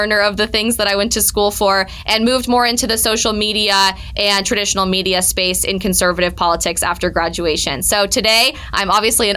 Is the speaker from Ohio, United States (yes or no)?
no; Colorado, United States; my home state of Colorado